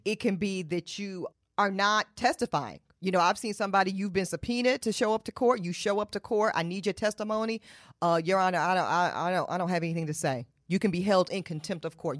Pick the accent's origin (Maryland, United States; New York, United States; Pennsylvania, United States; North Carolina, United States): North Carolina, United States; Charlotte; I'm from Charlotte, North Carolina. I was raised in Charlotte, North Carolina.